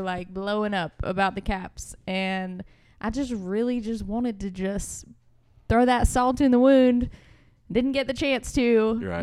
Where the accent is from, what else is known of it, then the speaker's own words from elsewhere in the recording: Northern Virginia, United States; moved away; originally I'm from Northern Virginia.